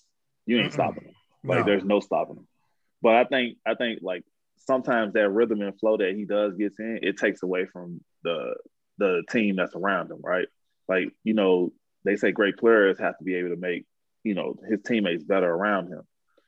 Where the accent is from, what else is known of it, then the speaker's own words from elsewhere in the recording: New Orleans, Louisiana, United States; No, I'm from New Orleans.